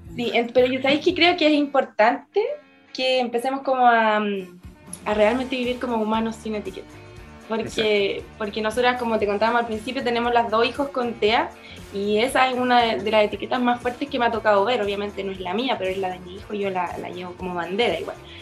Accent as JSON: {"language": "Spanish", "town": "Angol", "region": "Araucanía", "country": "Chile", "tie": "born or raised there", "moved": "yes", "lives_now": "Chiguayante, Chile", "said": "en Angol"}